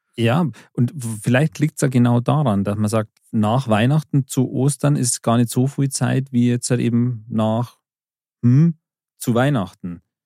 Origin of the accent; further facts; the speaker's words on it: Bavaria, Germany; wir in Bayern